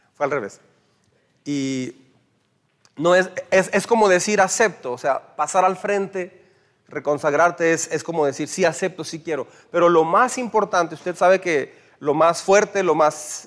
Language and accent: Spanish; Mexico; como mexicanos